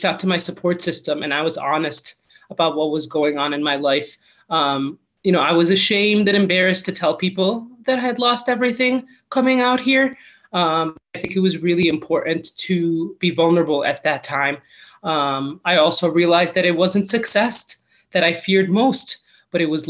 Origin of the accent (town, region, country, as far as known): Michigan, United States; born or raised there; moved away as an adult; now in Colorado, United States